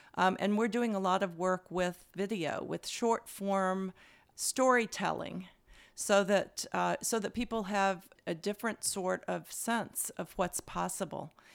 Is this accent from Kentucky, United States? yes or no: yes; Louisville, Kentucky, United States; I grew up in Louisville, Kentucky.